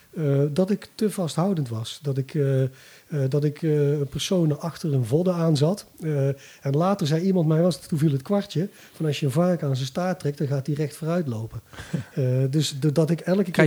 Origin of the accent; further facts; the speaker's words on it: Bergen op Zoom, North Brabant, Netherlands; moved away; ik kom uit Bergen op Zoom oorspronkelijk. Dus ik ben vroeger met mijn vader ook wel af en toe een NAC geweest